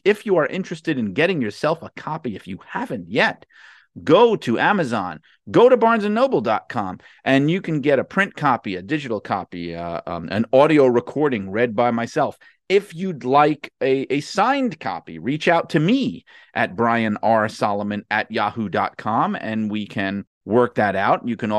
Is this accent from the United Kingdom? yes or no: no; Midwest, United States; kind of growing up in the Midwest as a fan, as a wrestler.